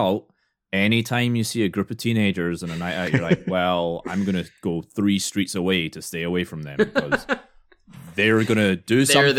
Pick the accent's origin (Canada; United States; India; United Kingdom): United Kingdom; Glasgow, Scotland; moved away; he found out I was from Glasgow.